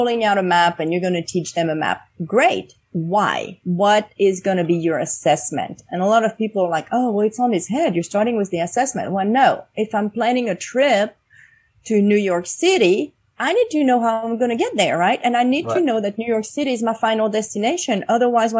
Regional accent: France; now in United States

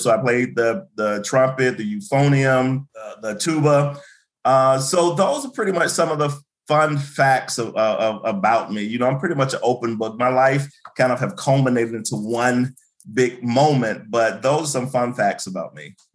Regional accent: Birmingham, Alabama, United States; moved away as an adult; also born or lived in Kentucky; I'm originally from uh, Birmingham, Alabama. That's why I was born. That's why I grew up.

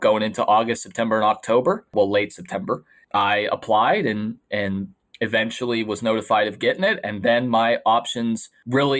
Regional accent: McKees Rocks, Pennsylvania, United States; I am from McKees Rocks, Pennsylvania, a small town right outside of Pittsburgh

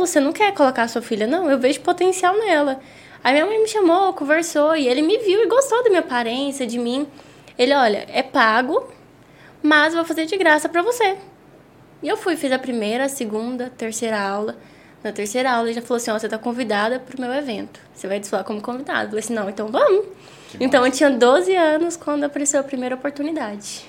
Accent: Caldas Novas, Goiás, Brazil; eu tinha 5 anos de idade quando eu vim para Caldas

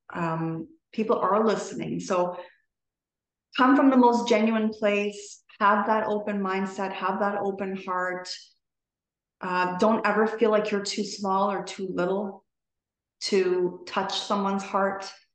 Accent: Toronto, Ontario, Canada; i'm from toronto canada

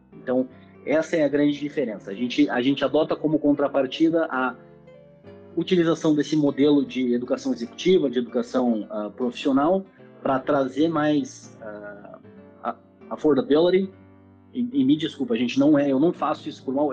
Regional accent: Porto Alegre, Rio Grande do Sul, Brazil; eu sou natural de Porto Alegre, do Rio Grande do Sul

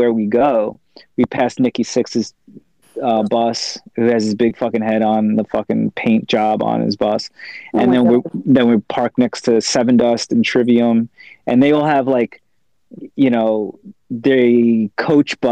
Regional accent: Long Island, New York, United States; We're from Long Island

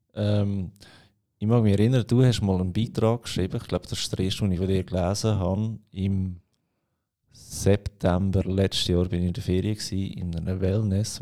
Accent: Aargau, Switzerland; Bei uns im Aargau

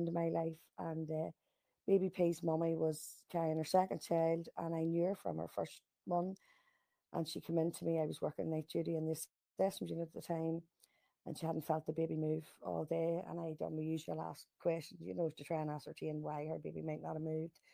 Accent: Lurgan, Northern Ireland, United Kingdom; I'm from Lurgan in the north

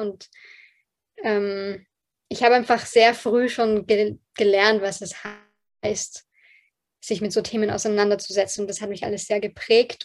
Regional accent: Austria; accent: Bilderbuch Hochdeutsch; German is a second language; meine Eltern beide ähm, aus Polen sind, ähm, mit dem Fall der Berliner Mauer nach Österreich migriert sind und ich ähm, hier zur Welt gekommen bin.

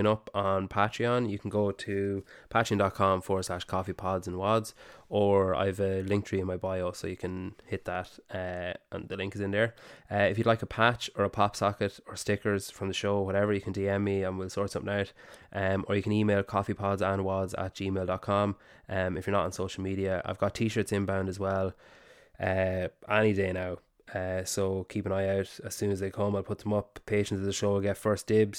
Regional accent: Ireland; I'm Irish.

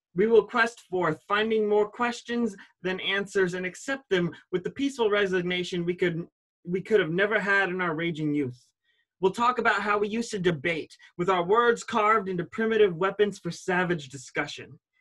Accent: Ashtabula, Ohio, United States; born or raised there

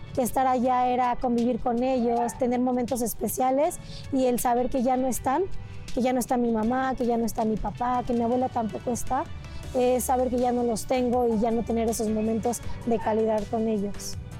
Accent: Oaxtepec, Morelos, Mexico; moved away; also born or lived in Toluca, State of Mexico; Yo nací en Toluca, en el Estado de México pero viví muchos años en Morelos, en Huastepec

